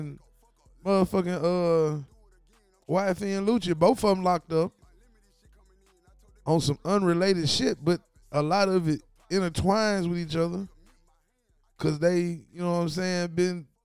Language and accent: English; Ripley, Tennessee, United States; also born or lived in Memphis; I'm from Ripley